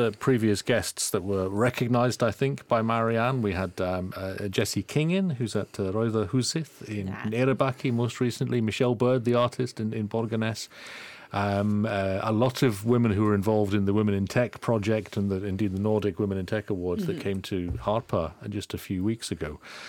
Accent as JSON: {"language": "English", "country": "United Kingdom", "moved": "yes", "lives_now": "Iceland", "said": "I speak as someone who's also a new Icelander from the UK"}